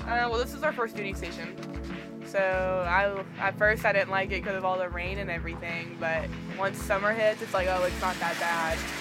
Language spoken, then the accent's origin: English; Bowling Green, Missouri, United States; moved away as an adult; now in Lacey, United States; Bowling Green, Missouri